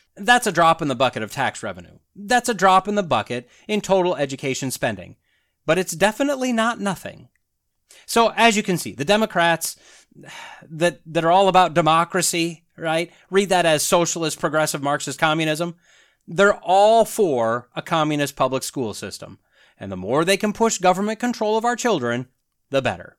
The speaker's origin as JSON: {"language": "English", "country": "United States", "said": "being an American"}